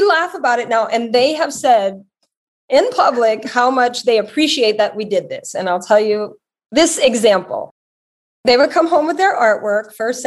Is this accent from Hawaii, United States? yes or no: no; Louisiana, United States; also born or lived in Connecticut; now in Los Angeles, United States; my whole family lives in Louisiana